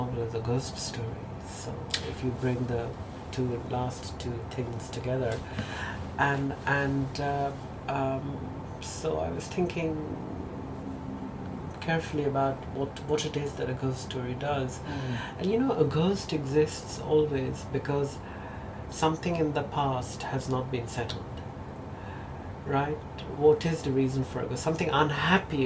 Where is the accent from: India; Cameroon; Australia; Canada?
India; first language Bengali; English is a second language; moved away as an adult; the country of my birth? Yes and no. I go back to India every year